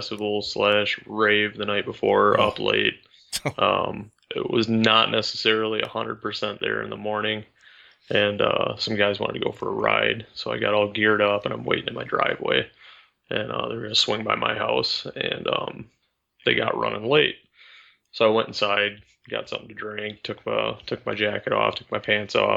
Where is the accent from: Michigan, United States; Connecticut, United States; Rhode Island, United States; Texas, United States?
Michigan, United States; up near my hometown, a little bit north in Michigan